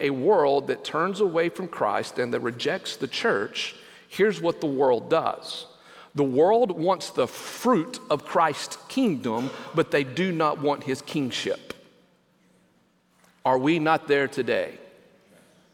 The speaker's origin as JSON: {"language": "English", "country": "United States"}